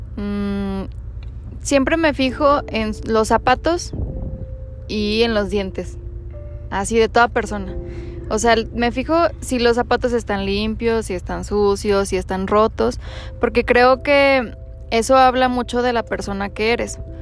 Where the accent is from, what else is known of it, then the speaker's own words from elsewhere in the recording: Durango, Mexico; nací en Durango, tengo 27 años